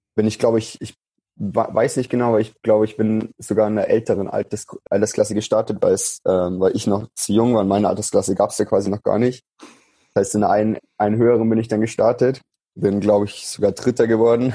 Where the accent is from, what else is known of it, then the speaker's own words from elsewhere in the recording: Unterwössen, Bavaria, Germany; moved away as an adult; also born or lived in Munich; now in Nuremberg, Germany; bin am 9. August 1997 in München geboren, bin dann in, groß geworden in Unterwessen, das ist in der Nähe vom Chiemsee, ja. im Süden von Bayern.